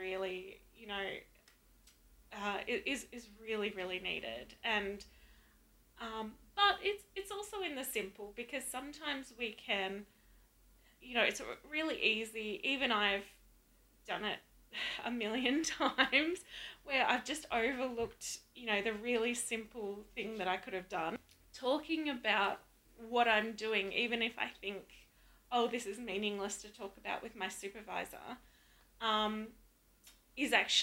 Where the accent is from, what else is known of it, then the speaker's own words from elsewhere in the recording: Melbourne, Victoria, Australia; moved away; also born or lived in Adelaide / Bendigo; I was born in Adelaide, but I grew up primarily in Melbourne and Bendigo in Victoria